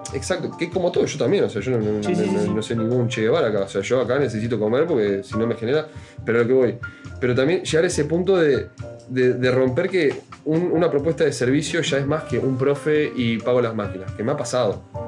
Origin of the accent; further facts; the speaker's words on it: Uruguay; somos todólogos, como cualquier uruguayo